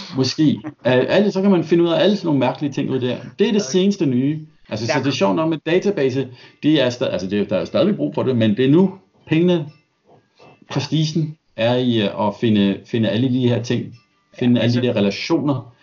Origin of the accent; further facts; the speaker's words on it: Denmark; now in Australia; jeg er dansker